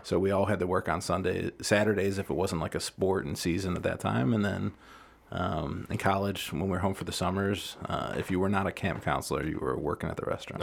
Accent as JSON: {"language": "English", "town": "Deerfield", "region": "Illinois", "country": "United States", "tie": "born or raised there", "said": "I grew up in Deerfield."}